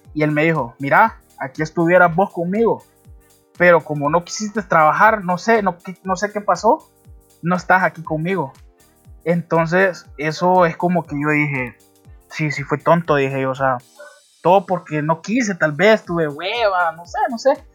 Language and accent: Spanish; Honduras; todos somos, todos somos catrachos